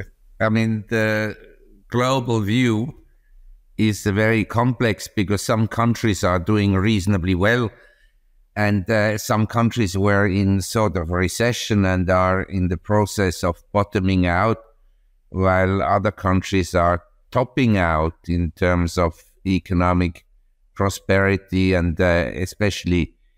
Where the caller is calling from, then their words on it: Chiang Mai, Thailand; From Chiang Mai, that's in the north of Thailand, in the Golden Triangle.